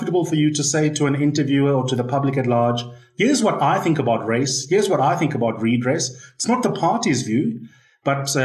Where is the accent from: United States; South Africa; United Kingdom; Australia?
South Africa; as a South African, as an analyst